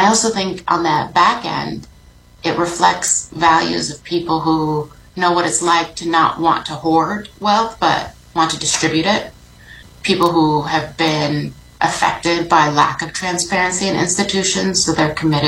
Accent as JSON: {"language": "English", "town": "Chicago", "region": "Illinois", "country": "United States", "tie": "born or raised there", "said": "I was born in Chicago to a Palestinian family"}